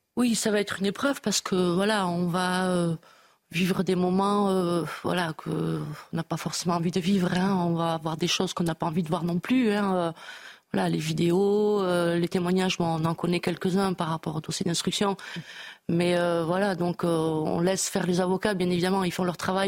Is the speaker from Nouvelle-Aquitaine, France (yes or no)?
yes; Bayonne, Nouvelle-Aquitaine, France; chez nous à Bayonne